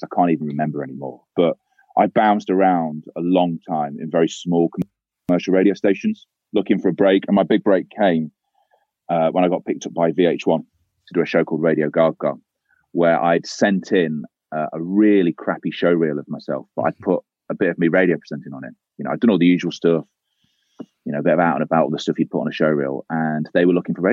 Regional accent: Leicester, East Midlands, United Kingdom; I grew up in Leicester

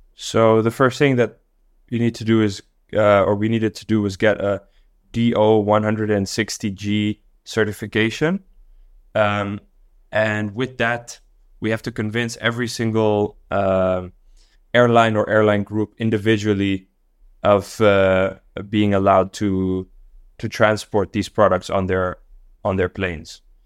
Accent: Dar es Salaam, Tanzania; also born or lived in Netherlands / Mexico City; now in Singapore; I grew up in Dar es Salaam in Tanzania

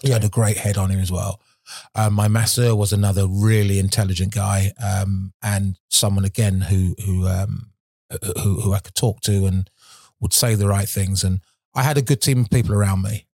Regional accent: Milton Keynes, South East England, United Kingdom; used to live in Milton Keynes. I was born in Milton Keynes

